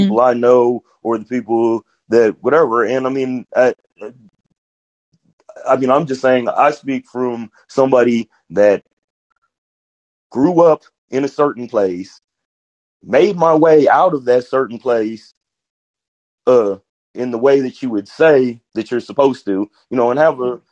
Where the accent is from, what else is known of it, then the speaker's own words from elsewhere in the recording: Georgia, United States; moved away as an adult; now in Kansas City, United States; I grew up in Georgia to like my 20s